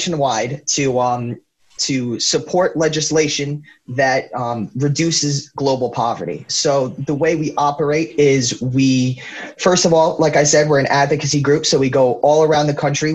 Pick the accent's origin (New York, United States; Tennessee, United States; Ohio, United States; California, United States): New York, United States; Rhinebeck; I grew up in Rhinebeck. I was I've been there for most of my life